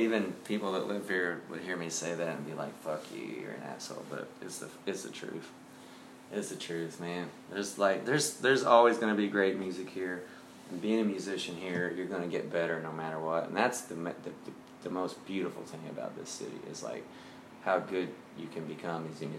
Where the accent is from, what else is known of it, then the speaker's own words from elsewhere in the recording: Nashville, Tennessee, United States; Great. It was a small town. It wasn't at all what it is today.